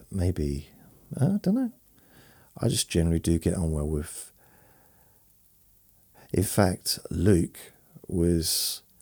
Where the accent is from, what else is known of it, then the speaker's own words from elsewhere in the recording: London, United Kingdom; born there; then also living in London and uh, when I was sort of in my early 20s, all the way through my 20s, I was born in London when I was when I was a baby